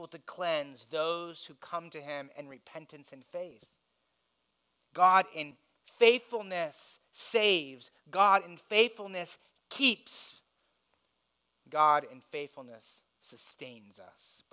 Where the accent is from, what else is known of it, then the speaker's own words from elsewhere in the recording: United States; As wealthy Americans